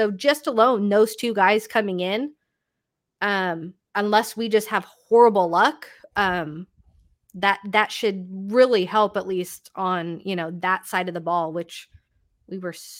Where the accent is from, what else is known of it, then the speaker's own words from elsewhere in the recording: Toronto, Ontario, Canada; like I can totally understand why I'm being from Toronto.